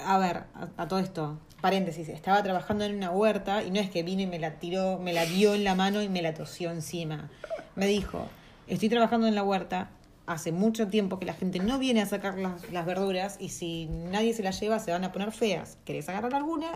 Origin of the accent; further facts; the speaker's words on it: Argentina; moved away as an adult; aprender español de un argentino es como querer aprender inglés de un australiano, justamente. O sea, porque somos los que más, eh, ¿cómo se dice?, deformamos el, idioma